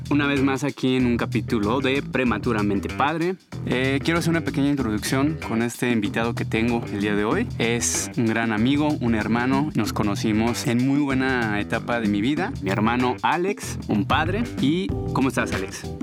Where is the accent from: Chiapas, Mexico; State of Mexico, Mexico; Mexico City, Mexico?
Mexico City, Mexico; Soy de aquí de la Ciudad de México.